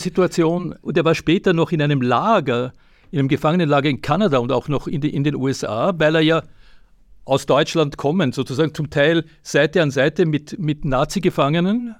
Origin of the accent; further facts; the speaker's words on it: Austria; als Österreicher